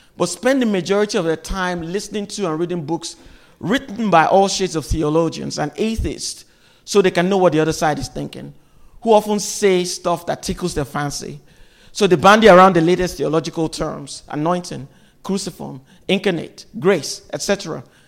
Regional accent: Nigeria; now in United States; I'm from Nigeria. I grew up in Nigeria

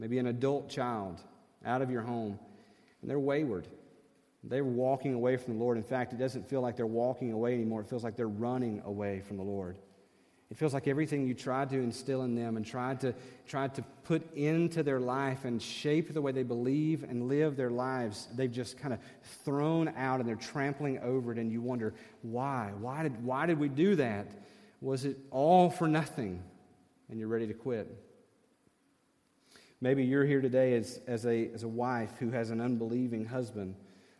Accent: the South, United States; being from the South

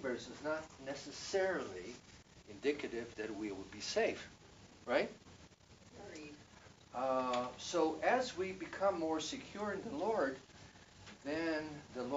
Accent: Israel; I grew up in Israel under an atmosphere of fear

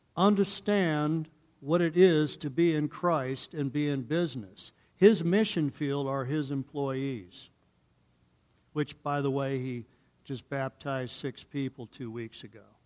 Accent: Northern Ohio, United States; now in Colorado, United States; I'm coming from Northern Ohio

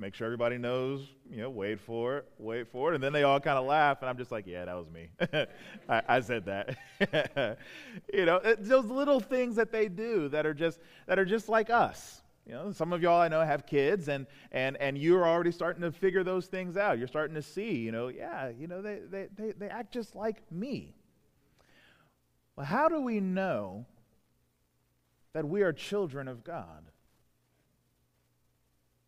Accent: Prince George's County, Southern Maryland, United States; now in Baltimore, United States; I grew up in Southern Maryland, right around PG County, about the south side of PG County. You know, so right around Upper Marlboro, Brandywine, over in that part of town

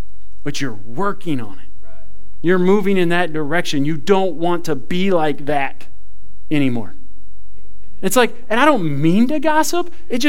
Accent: Ireland; I thought it was okay because I'm Irish. I thought I got a pass on that one. You don't get a pass on it because you're Irish.

